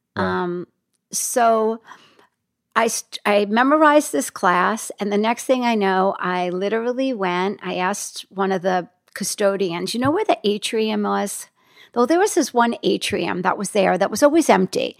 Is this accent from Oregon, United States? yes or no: no; Hackensack, New Jersey, United States; moved away as an adult; also born or lived in New York; I grew up in Hackensack, New Jersey.